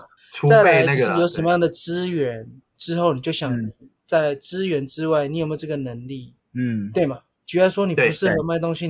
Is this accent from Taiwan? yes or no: yes; Taiwan; 在一个日本带两百人的一个日商，全部都日本人，就我一个台湾人。